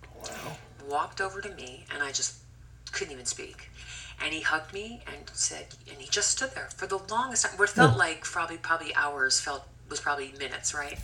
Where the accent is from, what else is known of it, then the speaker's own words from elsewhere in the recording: Scranton, Pennsylvania, United States; moved away; I came from Pennsylvania, Scranton, Pennsylvania. Nobody in my high school was really doing with doing the musical theater